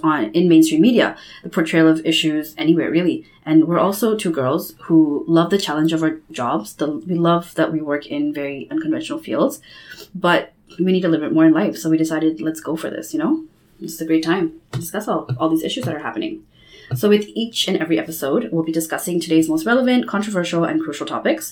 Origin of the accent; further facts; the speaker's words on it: Bangladesh; moved away as an adult; now in Canada; I also am from Bangladesh. I came to Canada about 8 years ago